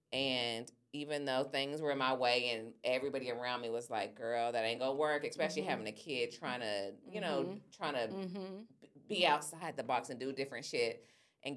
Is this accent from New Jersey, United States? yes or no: no; Louisiana, United States; y'all know I'm from Louisiana